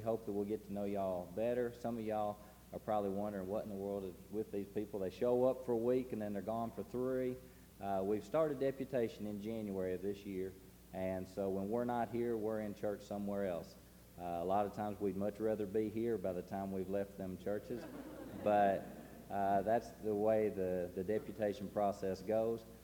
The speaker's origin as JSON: {"language": "English", "town": "Chattanooga", "region": "Tennessee", "country": "United States", "said": "We're from Chattanooga"}